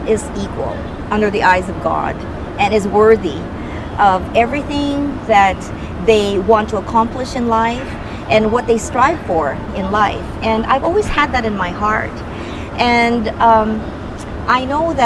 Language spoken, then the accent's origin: English; Canada; also born or lived in Philippines; I grew up in Canada, and Canada is my home too